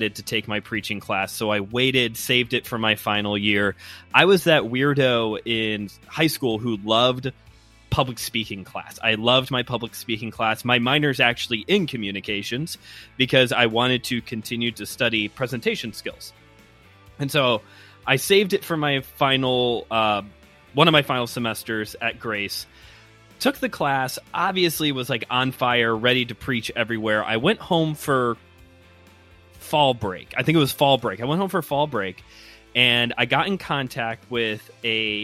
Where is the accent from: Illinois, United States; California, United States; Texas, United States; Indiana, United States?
Illinois, United States; Chicago; accent: Midwestern; my great Midwestern accent, I'm from the Chicago area.